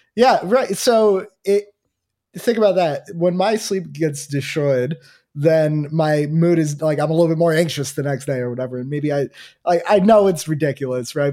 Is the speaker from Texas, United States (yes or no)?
no; New Jersey, United States; I'm from New Jersey